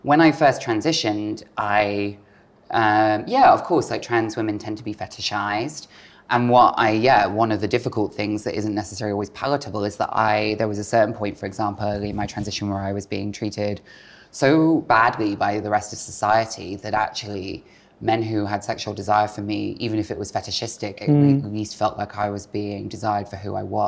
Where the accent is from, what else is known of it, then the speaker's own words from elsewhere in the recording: Bristol, South West England, United Kingdom; moved away as an adult; Growing up in Bristol, my adolescence was quite an unhappy one looking back